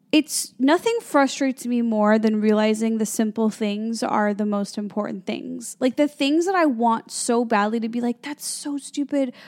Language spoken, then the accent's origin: English; Chicago, Illinois, United States; moved away as an adult; also born or lived in Los Angeles, United States; now in New York City, United States; I grew up in the Midwest. I grew up near Chicago.